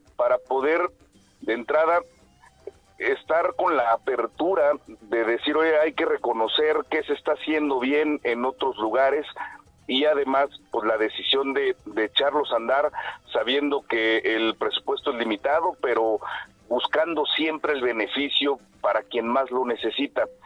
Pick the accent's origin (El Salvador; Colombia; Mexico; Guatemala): Mexico; Querétaro; also born or lived in Mexico City; Yo soy queretano, nacido queretano